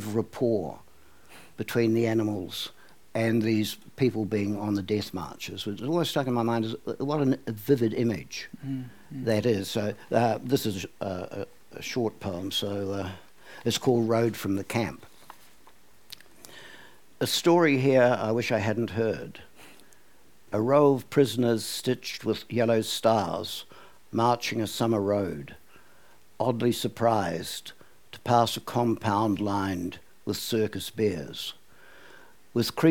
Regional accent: Auckland, New Zealand; when I was a kid growing up in Westmere

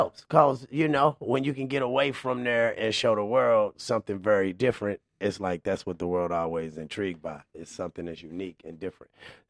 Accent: Arkansas, United States; I'm from Arkansas

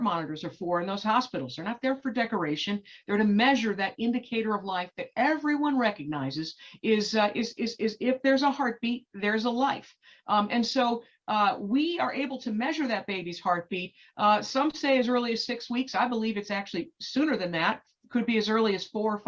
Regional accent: Ohio, United States; moved away as an adult; also born or lived in Florida; we had moved from Florida back to my home state of Ohio

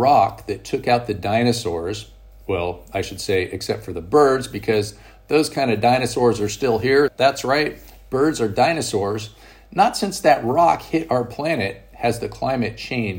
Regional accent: United States; I'm an American

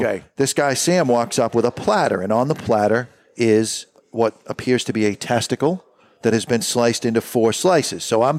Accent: Johannesburg, Gauteng, South Africa; I hail from Johannesburg, South Africa.

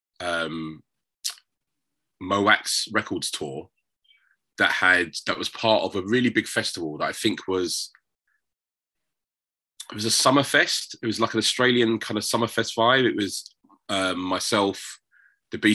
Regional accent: London, United Kingdom; I grew up in South London, born in 1970

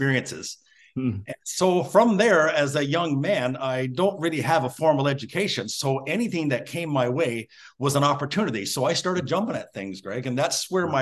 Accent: Newfoundland and Labrador, Canada; moved away as an adult; also born or lived in Toronto area; I'm born and raised in Newfoundland.

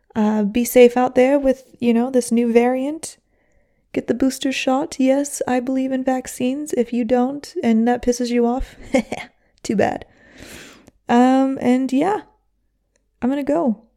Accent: Michigan, United States; also born or lived in Onda, Spain; now in Spain; I'm not from Oxford, but I have family in Oxford

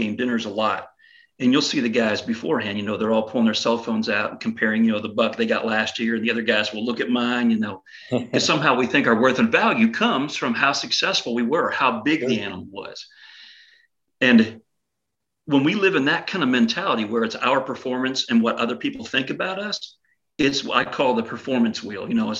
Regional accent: Pennsylvania, United States; born or raised there

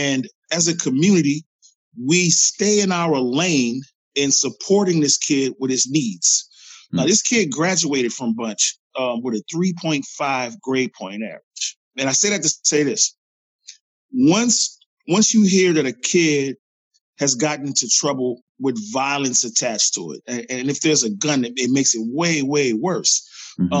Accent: New Orleans, Louisiana, United States; now in Bay Area, United States; I'm from New Orleans. I moved here to the Bay Area after Hurricane Katrina.

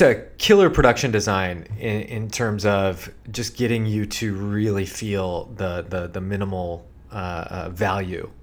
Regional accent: Sacramento, California, United States; the kind of sports talk radio that we grew up listening to in Sacramento

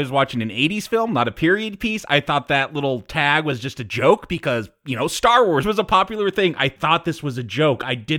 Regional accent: Southern California, United States; growing up in Southern California since the 70s, 80s

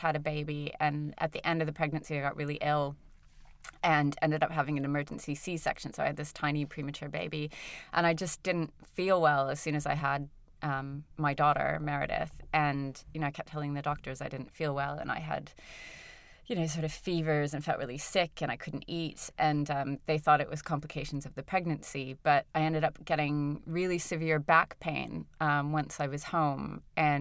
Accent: Toronto, Ontario, Canada; moved away as an adult; now in United Kingdom; I'm from Toronto, but I'm Welsh Canadian.

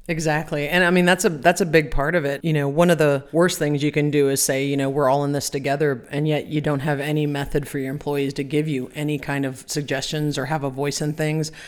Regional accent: Ohio, United States; I am from Ohio

